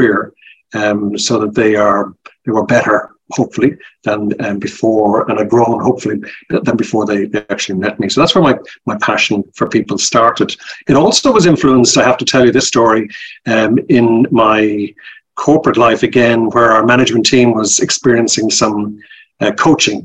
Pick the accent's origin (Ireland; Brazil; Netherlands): Ireland; Dublin, Leinster; moved away as an adult; now in Australia; You can tell by my accent, I'm originally from Ireland. I'm from Dublin. And yes. I emigrated to Australia about 30 years ago, and I never lost my accent.